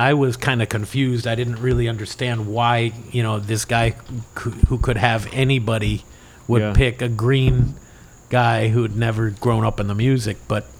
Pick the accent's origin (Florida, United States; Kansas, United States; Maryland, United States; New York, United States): Florida, United States; Miami; also born or lived in West Hartford, Connecticut; growing up in Miami